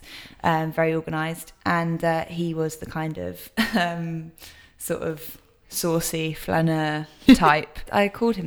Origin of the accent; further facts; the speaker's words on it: Brighton, South East England, United Kingdom; also born or lived in Kettering; I actually did grow up in Brighton with my dad